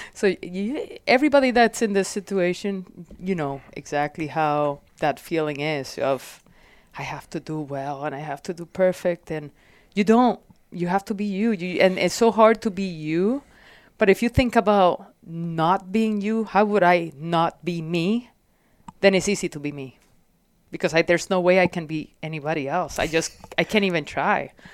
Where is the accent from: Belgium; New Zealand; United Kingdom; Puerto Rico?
Puerto Rico; also born or lived in Florida; now in Phoenix, United States; So, growing up in Puerto Rico was, like, constant discovery and nature